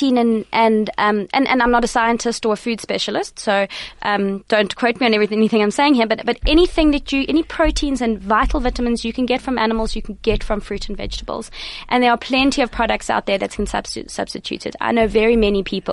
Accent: Eastern Cape, South Africa; now in Johannesburg, South Africa; I grew up in the Eastern Cape, so we had lots of space there as well.

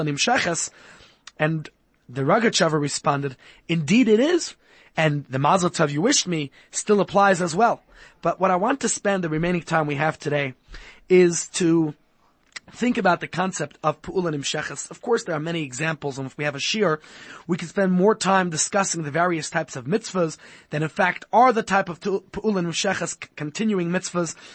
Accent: New York City, New York, United States; I grew up in Brooklyn, New York

